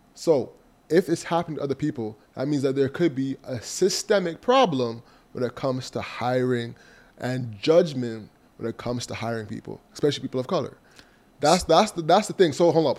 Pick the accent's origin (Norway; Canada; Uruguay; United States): Canada; Toronto, Ontario; I was from Malvern